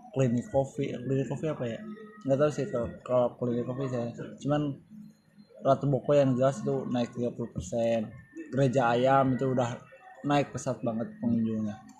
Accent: West Java, Indonesia; kita kan orang Sunda

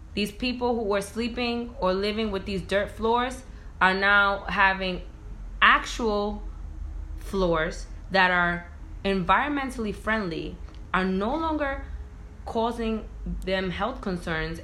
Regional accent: Providence, Rhode Island, United States; moved away as an adult; also born or lived in Boston; now in New York City, United States; I was born and raised in Providence, Rhode Island

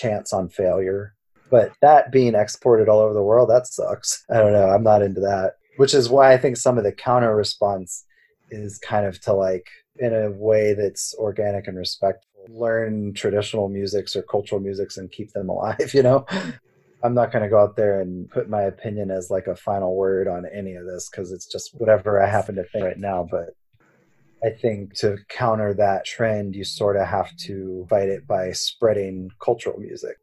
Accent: the South, United States; growing up in the South

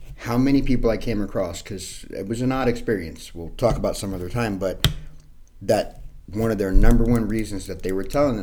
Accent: New York City, New York, United States; I'm from Hell's Kitchen, New York City, born in 75, raised in the 80s.

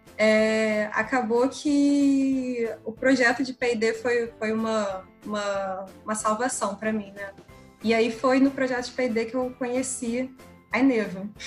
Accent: Rio de Janeiro, Brazil; carioca, 26 anos

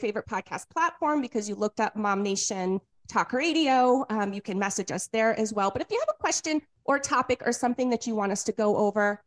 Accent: New England, United States; moved away; I'm come from New England

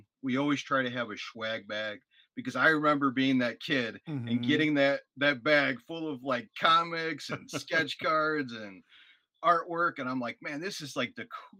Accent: Illinois, United States; now in Northwest Indiana, United States; And so when we moved to Northwest Indiana, because I'm a transplant from Illinois, we decided that the area itself needed something.

